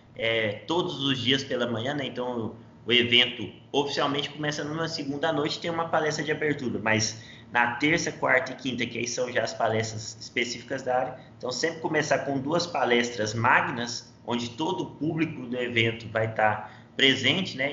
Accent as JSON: {"language": "Portuguese", "town": "Rio Verde", "region": "Goiás", "country": "Brazil", "tie": "born or raised there", "also_born_or_lived": "Maringá, Brazil / Florida, United States", "said": "eu sou natural aqui de Rio Verde, Goiás"}